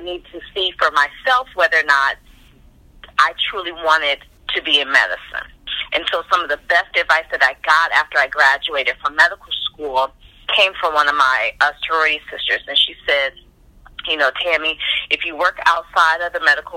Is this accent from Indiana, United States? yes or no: no; Highland Hills, Ohio, United States; moved away; also born or lived in Warrensville Heights, Ohio / Atlanta; I grew up, we were in Highland Hills, so not necessarily Warrensville, but we used the Warrensville school systems